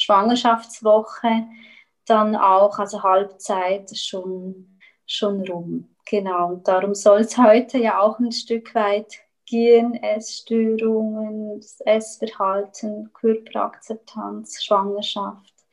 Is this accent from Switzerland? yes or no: yes; Switzerland; moved away as an adult; now in Chile; und wie man hört, ich komme ursprünglich aus der Schweiz, bin aber eben letztes Jahr im Oktober, Ende Oktober, bin ich nach Chile ausgewandert